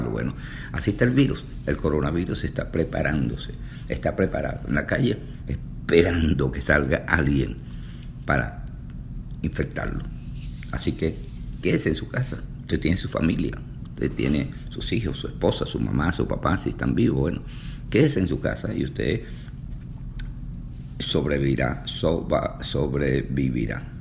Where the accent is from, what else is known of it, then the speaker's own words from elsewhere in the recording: Venezuela; now in Houston, United States; desde Houston, Texas, Estados Unidos. Yo soy venezolano